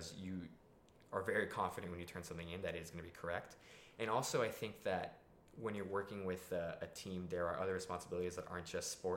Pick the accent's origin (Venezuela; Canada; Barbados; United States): United States; South Florida; moved away; I'm from South Florida. My whole family lives there.